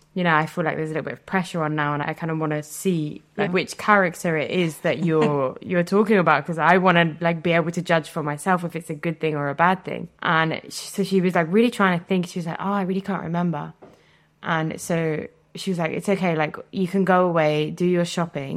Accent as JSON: {"language": "English", "town": "Reading", "region": "South East England", "country": "United Kingdom", "moved": "as an adult", "lives_now": "France", "said": "I'm from Reading"}